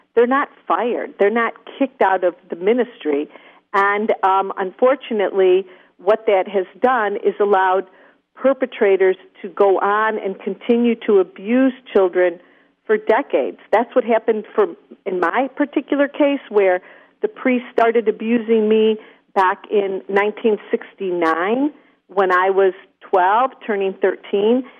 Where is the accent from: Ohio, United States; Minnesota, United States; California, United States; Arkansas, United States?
Ohio, United States; Toledo; Toledo, Ohio, my hometown